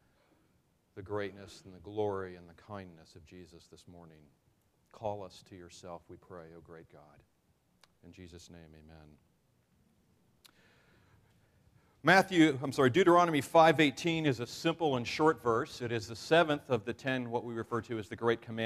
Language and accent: English; New York, United States; I am a New Yorker